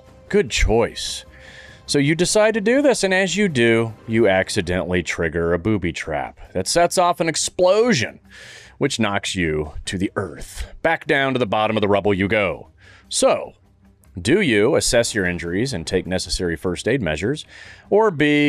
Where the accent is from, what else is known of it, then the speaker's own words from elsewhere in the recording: Saudi Arabia; You know I grew up in Saudi